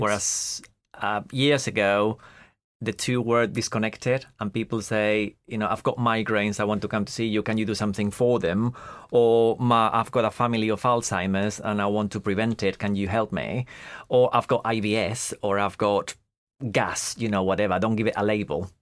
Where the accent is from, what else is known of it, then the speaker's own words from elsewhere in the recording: Madrid, Community of Madrid, Spain; moved away as an adult; also born or lived in France; now in United Kingdom; I grew up in Madrid. So, I was born in Madrid, right in the middle of Madrid as well.